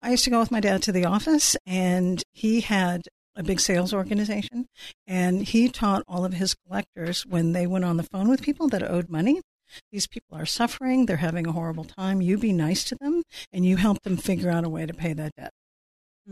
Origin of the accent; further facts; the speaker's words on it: California, United States; also born or lived in England; I was raised in California